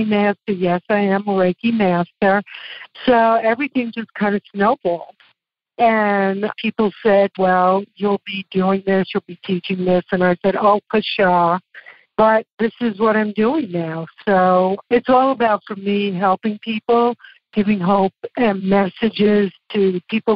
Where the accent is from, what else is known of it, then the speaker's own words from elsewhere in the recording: New York City, New York, United States; accent: Brooklyn; moved away as an adult; now in Loveland, United States; I was from Brooklyn